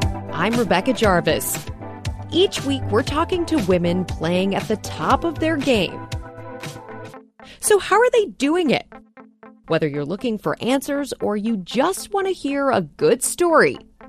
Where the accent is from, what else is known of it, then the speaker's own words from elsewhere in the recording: Midwest, United States; moved away as an adult; also born or lived in Chicago; now in New York, United States; I grew up in the Midwest, too